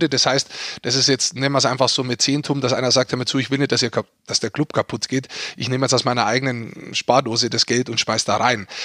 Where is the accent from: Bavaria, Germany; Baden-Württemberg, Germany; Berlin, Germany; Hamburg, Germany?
Bavaria, Germany; ich bin da hingefahren als Niederbayer